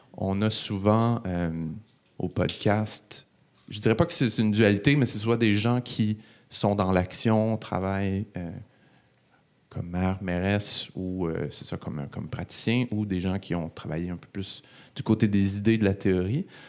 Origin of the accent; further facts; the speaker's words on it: Laval, Quebec, Canada; J'ai grandi à Laval